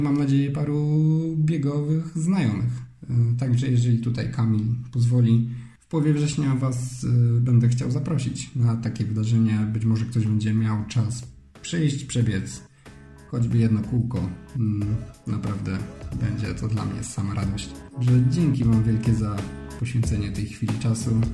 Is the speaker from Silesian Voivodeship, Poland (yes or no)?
yes; Silesian Voivodeship, Poland; Mieszkam e, i wychowałem się na Śląsku